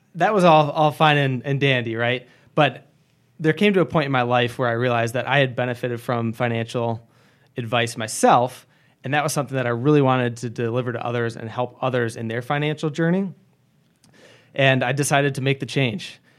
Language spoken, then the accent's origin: English; Grand Rapids, Michigan, United States; moved away as an adult; now in Wisconsin, United States; I was born and raised in Michigan, in the Greater Grand Rapids, Michigan area.